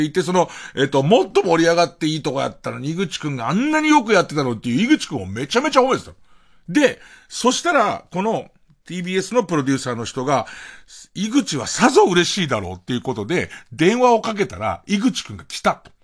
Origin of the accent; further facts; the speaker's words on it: Arakawa, Tokyo, Japan; 東京で生まれて育つと、荒川区の人間っていうのは、割と、中央区とか、まあ港区なんかもちろんそう、千代田区なんか当然そうなんだけど、ど真ん中の江戸の人たちに対しては、ちょっと引け目があって